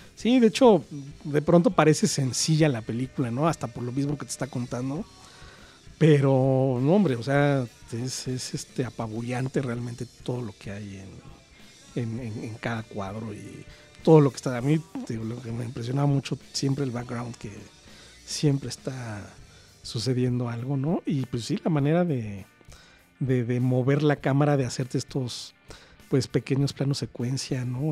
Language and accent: Spanish; Mexico City, Mexico